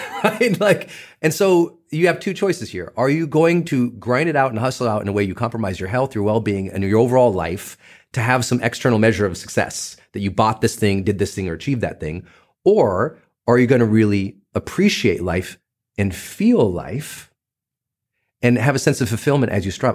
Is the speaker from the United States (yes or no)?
yes; Butte, Montana, United States; I'm a kid from Butte, Montana